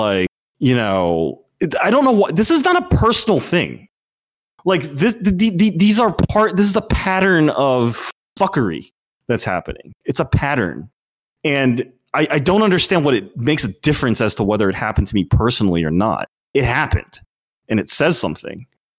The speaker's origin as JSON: {"language": "English", "region": "New York", "country": "United States", "said": "And I feel ashamed about it as a New Yorker."}